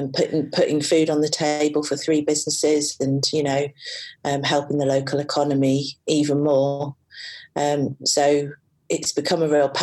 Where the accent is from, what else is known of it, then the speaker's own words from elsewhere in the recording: London, United Kingdom; moved away as an adult; now in Newcastle, United Kingdom; my hometown, which is London.